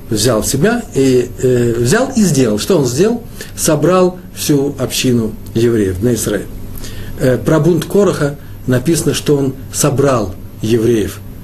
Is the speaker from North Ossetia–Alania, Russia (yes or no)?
no; Moscow, Russia; я москвич